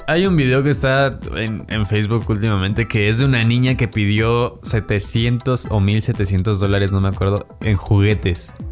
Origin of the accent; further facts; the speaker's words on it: Guanajuato, Mexico; now in Mexico City, Mexico; yo, no soy de acá, soy de Guanajuato.